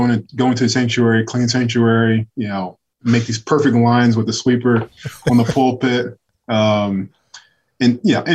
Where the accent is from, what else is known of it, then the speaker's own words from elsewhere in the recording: Muncie, Indiana, United States; I'm from Delaware County, a little Muncie, Indiana